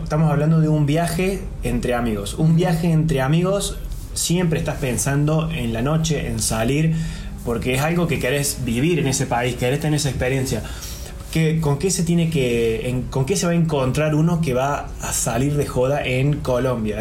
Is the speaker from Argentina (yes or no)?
yes; Argentina; nosotros somos argentinos